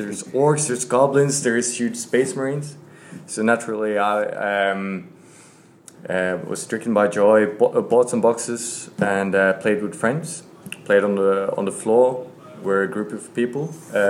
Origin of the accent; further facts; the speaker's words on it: Hedmark, Norway; English is a second language; now in Oslo, Norway; I'm from Hedmark